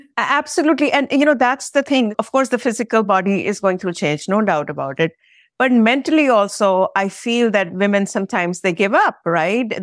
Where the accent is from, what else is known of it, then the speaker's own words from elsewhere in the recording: India; moved away; I come originally from India